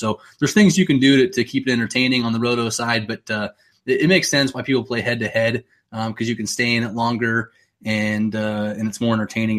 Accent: Phoenix, Arizona, United States; I'm from Arizona. So growing up in Phoenix

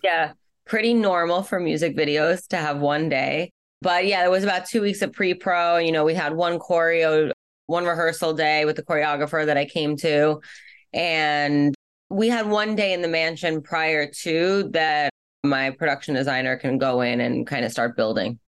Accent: New York City, New York, United States; I grew up in Brooklyn and growing up in Brooklyn

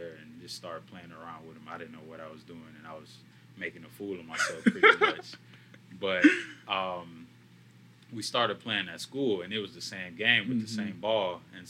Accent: Beirut, Beirut Governorate, Lebanon; born there; So my family is originally from South Sudan. I was born in Beirut, Lebanon. My parents both grew up in South Sudan.

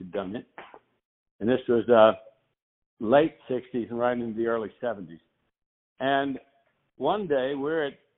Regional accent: Nashville, Tennessee, United States; I grew up in Nashville

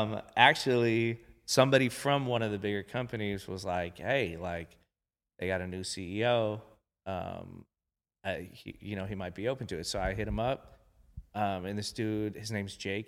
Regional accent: Long Beach, California, United States; I grew up in Long Beach

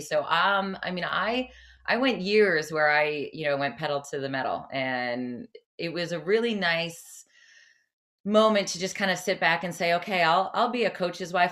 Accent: New Jersey, United States; moved away as an adult; my whole family stayed in Jersey

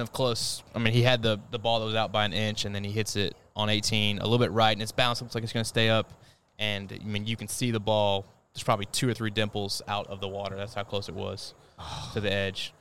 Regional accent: United States; as an American

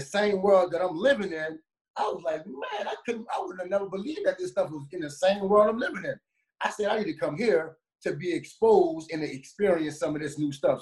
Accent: New Orleans, Louisiana, United States; moved away; I grew up in the hood, man. I'm from New Orleans

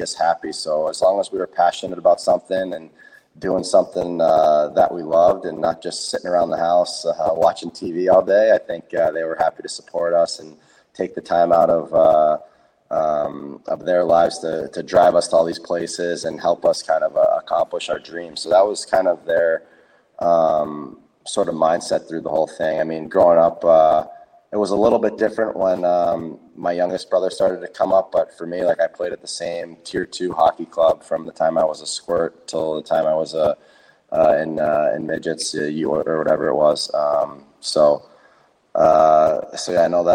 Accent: New Jersey, United States; 15 of my closest friends that I grew up with in New Jersey

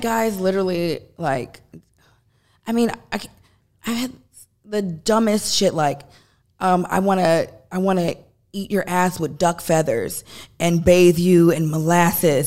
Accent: Chicago, Illinois, United States; moved away; we're from Chicago

